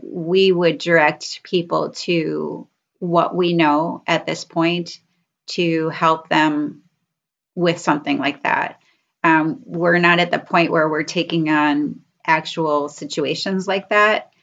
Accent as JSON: {"language": "English", "town": "Rochester", "region": "New York", "country": "United States", "moved": "as an adult", "lives_now": "Rochester, Minnesota, United States", "said": "I'm from Rochester. So we're both from New York"}